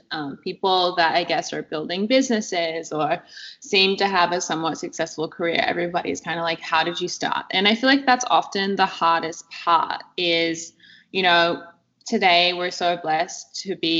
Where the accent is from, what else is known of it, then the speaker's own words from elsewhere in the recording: Perth, Western Australia, Australia; I grew up in Perth, Western Australia